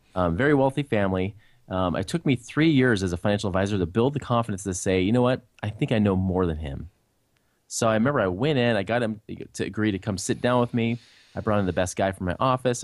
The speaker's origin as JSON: {"language": "English", "town": "Portland", "region": "Oregon", "country": "United States", "tie": "born or raised there", "said": "I grew up in near Portland, Oregon. That's where I was originally raised."}